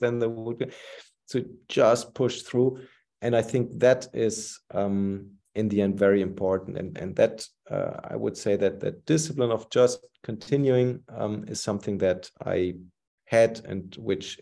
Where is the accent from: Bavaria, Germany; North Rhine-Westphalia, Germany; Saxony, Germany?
North Rhine-Westphalia, Germany; Cologne; moved away; We moved to my hometown, Cologne